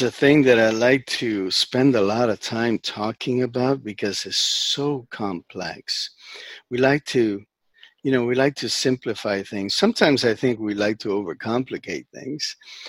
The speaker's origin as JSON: {"language": "English", "region": "New York", "country": "United States", "tie": "born there", "said": "I was born in New York."}